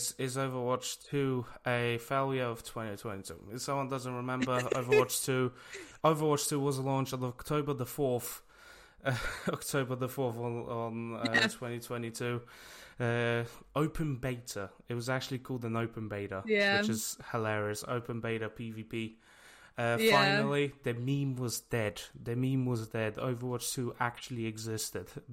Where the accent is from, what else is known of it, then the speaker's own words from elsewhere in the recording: Poland; now in United Kingdom; I am from Poland, and I lived in Poland for a very long time